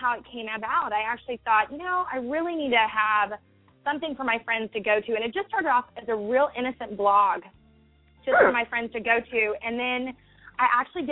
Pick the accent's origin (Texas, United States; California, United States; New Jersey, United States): Texas, United States; Growing up in Texas